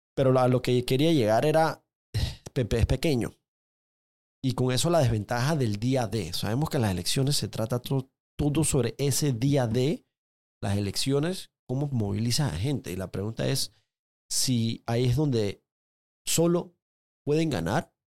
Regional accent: Panama; como, como panameño

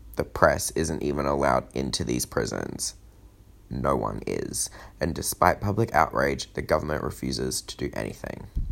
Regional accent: Australia; as an Australian

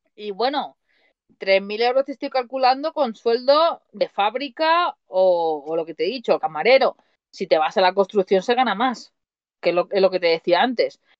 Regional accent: Mataró, Catalonia, Spain; moved away as an adult; now in Switzerland; yo soy de Mataró, Barcelona

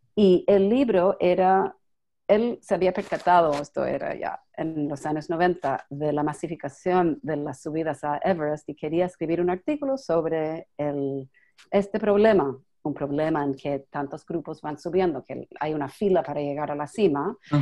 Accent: New York, United States; Spanish is a second language; yo estoy en Nueva York y yo soy de Nueva York

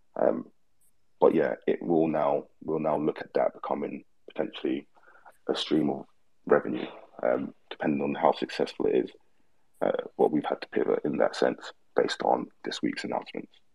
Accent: London, United Kingdom; moved away as an adult; now in Australia; We're both from London

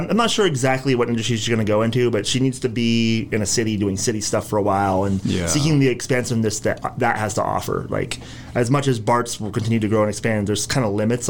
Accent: Ojai, California, United States; I grew up here.

